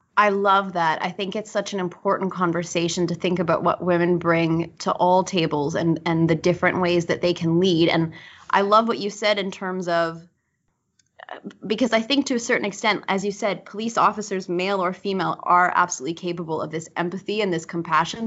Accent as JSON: {"language": "English", "region": "Manitoba", "country": "Canada", "tie": "born or raised there", "said": "as a born and raised Manitoban"}